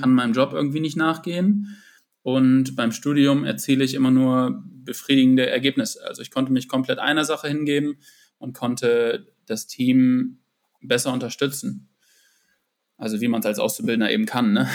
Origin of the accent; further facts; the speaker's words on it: Northern Germany, Germany; also born or lived in Munich; ich bin einfach ein Typ, der in den Norden gehört